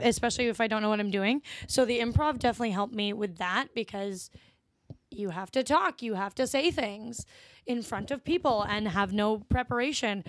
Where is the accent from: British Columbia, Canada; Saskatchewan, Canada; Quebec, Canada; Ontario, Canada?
Ontario, Canada; Ottawa; moved away as an adult; now in Toronto, Canada; I'm from Ottawa originally